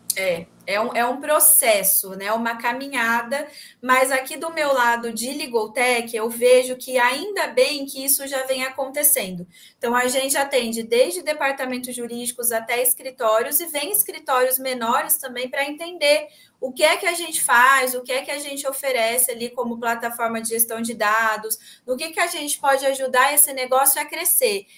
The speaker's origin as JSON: {"language": "Portuguese", "region": "São Paulo", "country": "Brazil", "said": "eu hoje eu tô no interior também, que eu tô em São José do Rio Preto, na casa da minha mãe, mas eu sou de São Paulo"}